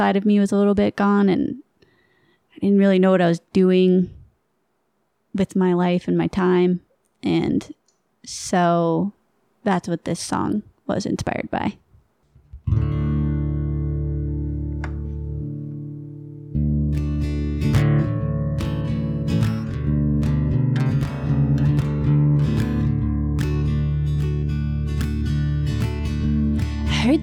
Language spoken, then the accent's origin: English; Maine, United States; moved away; also born or lived in Vermont; I grew up in Maine